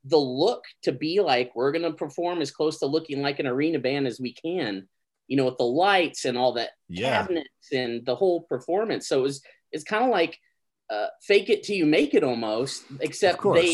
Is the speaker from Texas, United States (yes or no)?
yes; Gainesville, Texas, United States; I'm originally from Gainesville, Texas